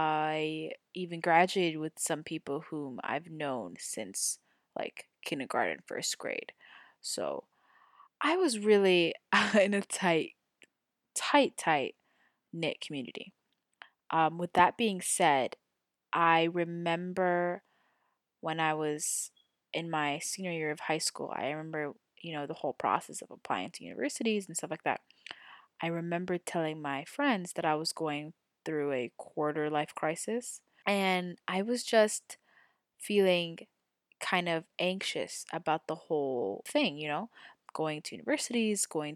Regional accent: Saudi Arabia; So as I've stated before, I was born and raised in Saudi Arabia. I lived in the same residential compound for my entire life.

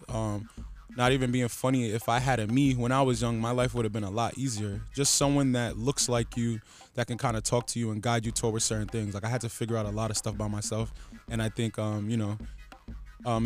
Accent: Providence, Rhode Island, United States; I grew up Southside of Providence. I grew up in Chad Brown Projects.

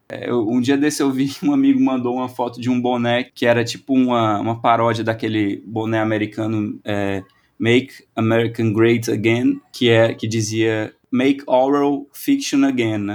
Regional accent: Brazil; nós brasileiros

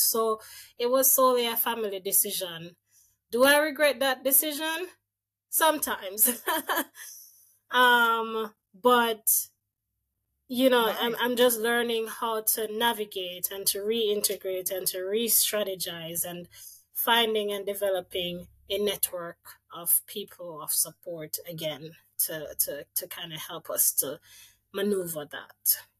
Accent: Jamaica; moved away as an adult; also born or lived in Saskatchewan, Canada; now in Ottawa, Canada; growing up in Jamaica

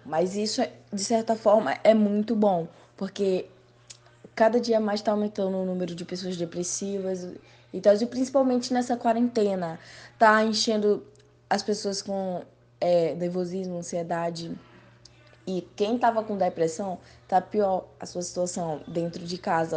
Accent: Paraíba, Brazil; now in Rio de Janeiro, Brazil; eu sou da Paraíba, mas estou no Rio de Janeiro

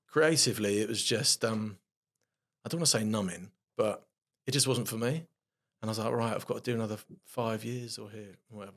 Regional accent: London, United Kingdom; I grew up in South London in Streatham, West Norwood sort of area

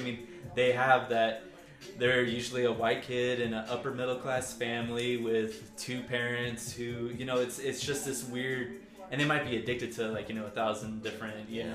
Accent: Arkansas, South Carolina, United States; moved away; I grew up in Arkansas

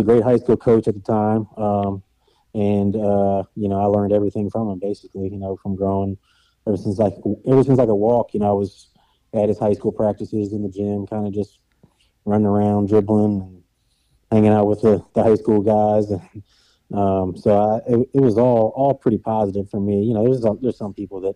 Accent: Woodbridge, Virginia, United States; moved away as an adult; now in Nashville, United States; I grew up in Northern Virginia, in Woodbridge, just south of D.C.

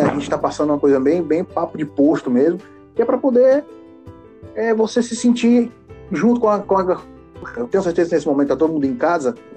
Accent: Fortaleza, Ceará, Brazil; a gente é de Fortaleza, Ceará, né? A gente é cearense, todos nós três

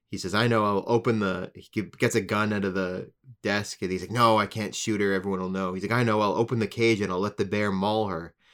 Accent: Canada; we're from Canada

